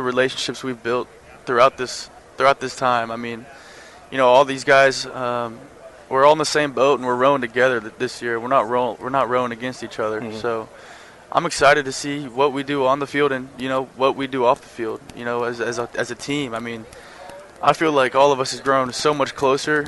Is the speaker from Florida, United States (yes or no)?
no; Texas, United States; growing up in Texas